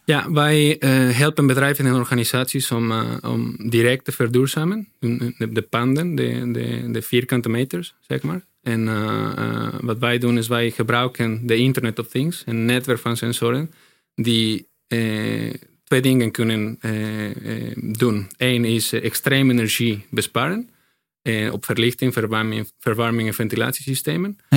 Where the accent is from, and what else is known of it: Mexico; Dutch is a second language; moved away as an adult; now in Netherlands